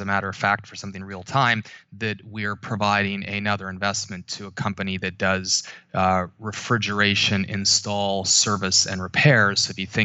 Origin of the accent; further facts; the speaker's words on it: Canada; moved away as an adult; now in New York, United States; I grew up in Canada.